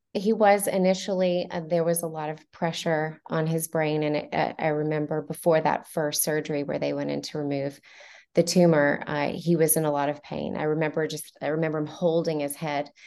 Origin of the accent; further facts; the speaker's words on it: Montgomery, Alabama, United States; also born or lived in Fort Walton Beach, Florida; I was born in Fort Walton Beach, Florida, uh, but uh, I was raised in Montgomery, Alabama, uh, from the age of nine until I was 18.